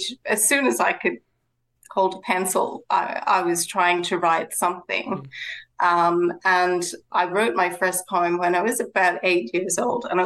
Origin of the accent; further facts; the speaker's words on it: west of Ireland, Ireland; now in Sydney, Australia; growing up in Ireland